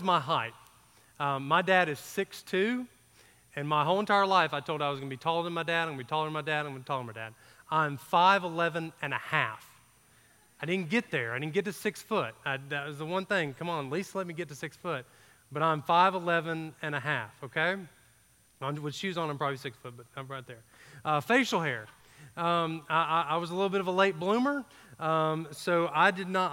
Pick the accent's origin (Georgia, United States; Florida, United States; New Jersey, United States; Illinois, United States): Georgia, United States; I grew up in Georgia, so we didn't get A, B, C's, and D's